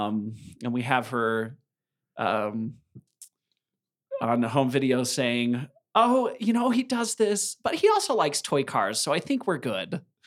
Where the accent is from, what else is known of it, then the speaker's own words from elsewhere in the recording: Idaho Falls, Idaho, United States; I was raised by farmers in Idaho Falls, just on the outskirts of Idaho Falls. It's in town now, but at the time it was a farming area